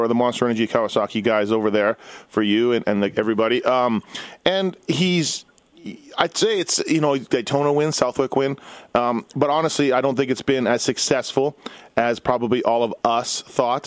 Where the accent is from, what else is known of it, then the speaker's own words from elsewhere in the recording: Manitoba, Canada; I'm from Manitoba